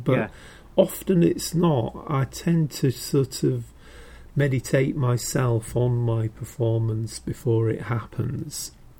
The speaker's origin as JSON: {"language": "English", "region": "Yorkshire and the Humber", "country": "United Kingdom", "said": "I'm from near, you know, I'm from Yorkshire."}